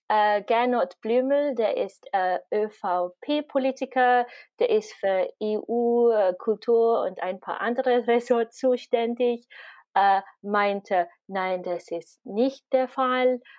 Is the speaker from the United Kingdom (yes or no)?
yes; United Kingdom; moved away as an adult; now in Vienna, Austria; Und ich bin gebürtige Britin. Ich wohne seit zehn Jahren, über zehn Jahren in Wien jetzt.